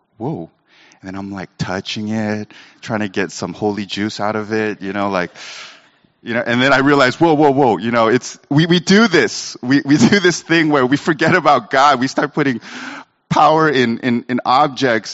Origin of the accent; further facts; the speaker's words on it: Sacramento, California, United States; I was Asian growing up in Sacramento